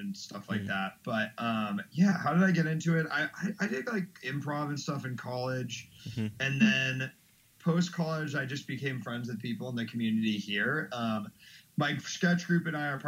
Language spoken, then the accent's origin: English; Washington, District of Columbia, United States; moved away as an adult; now in Chicago, United States; I grew up in Washington, D.C. originally. I've been in Chicago for like 4 years